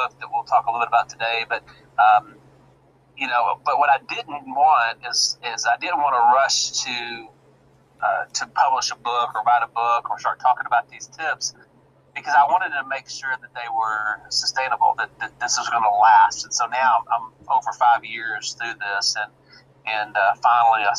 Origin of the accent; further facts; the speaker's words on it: Arkansas, United States; I'm actually a resident here in the good old state of Arkansas, born and raised in Arkansas